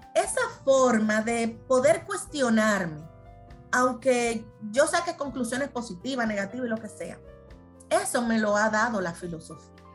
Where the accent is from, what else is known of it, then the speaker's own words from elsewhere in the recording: Dominican Republic; somos los dominicanos